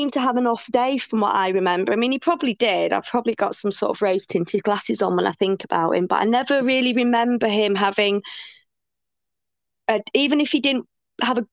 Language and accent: English; Harrogate, Yorkshire and the Humber, United Kingdom; now in West Yorkshire, United Kingdom; I'm from Harrogate. I live in West Yorkshire now